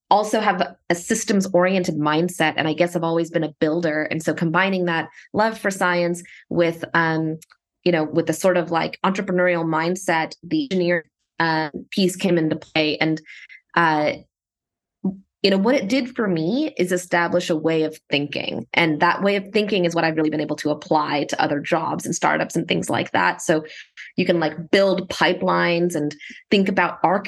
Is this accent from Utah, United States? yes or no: no; Dallas, Texas, United States; moved away as an adult; also born or lived in San Francisco Bay Area, California; I was born and raised in Dallas, Texas